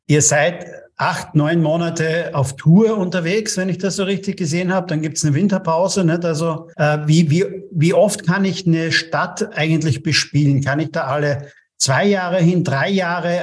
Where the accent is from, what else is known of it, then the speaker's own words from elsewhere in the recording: Austria; bei uns in Österreich